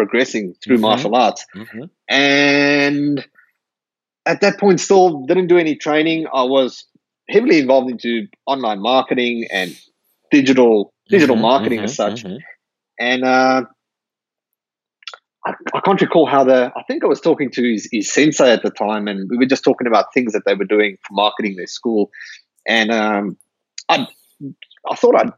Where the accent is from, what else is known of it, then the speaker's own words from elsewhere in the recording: South Africa; moved away as an adult; now in Perth, Australia; I'm from South Africa originally. I immigrated to Perth, Australia about 11 years ago.